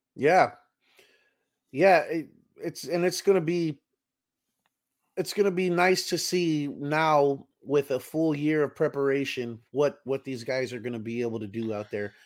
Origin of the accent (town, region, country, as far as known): Texas, United States